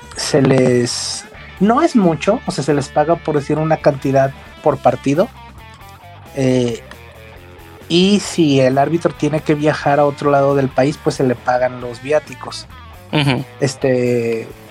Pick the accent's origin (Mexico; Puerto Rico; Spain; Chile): Mexico; como mexicano